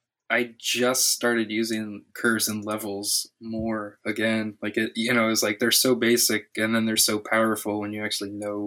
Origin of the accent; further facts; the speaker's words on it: Miami, Florida, United States; I'm from Miami, born and raised, but like the outskirts. Like grew up a mile from my grandma, who has 10 acres of avocados.